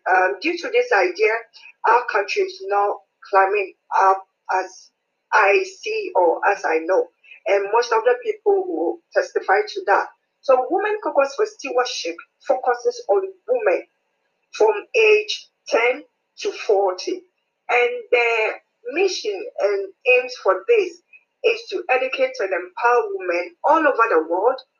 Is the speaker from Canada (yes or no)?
no; Ghana; moved away as an adult; now in United Kingdom; I'm a Ghanaian lady, but in the UK for some time now.